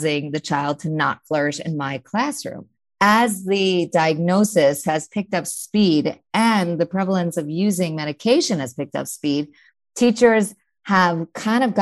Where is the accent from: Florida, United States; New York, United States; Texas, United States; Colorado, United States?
New York, United States; I'm a New Yorker, mom of 6 remarkable kids.